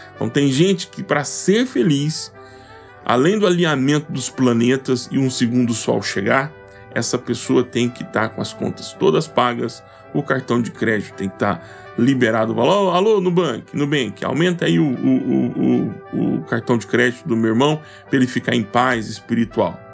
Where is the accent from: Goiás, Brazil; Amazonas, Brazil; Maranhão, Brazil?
Goiás, Brazil; eu sou goiano do pé rachado